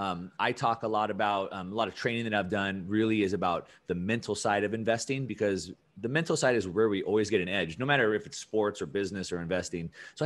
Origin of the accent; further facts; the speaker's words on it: California, United States; I grew up in Southern California.